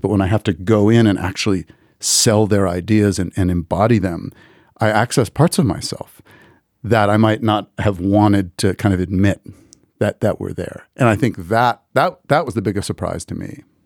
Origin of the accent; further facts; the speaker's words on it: United States; I'm an American Jew